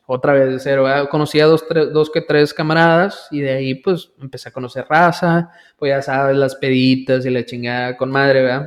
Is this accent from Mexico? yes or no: yes; village near Valle Hermoso, Tamaulipas, Mexico; yo viví mayor parte de mi vida en el poblado náhuatl. Ahí nací, ahí, crecí la mayoría de mi, de mi, infancia